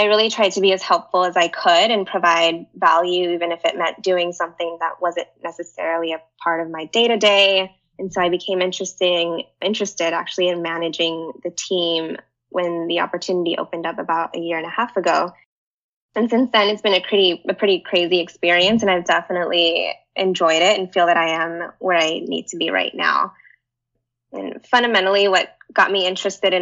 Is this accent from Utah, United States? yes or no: no; Pasadena, California, United States; moved away as an adult; now in San Francisco, United States; I'm actually in my hometown, Pasadena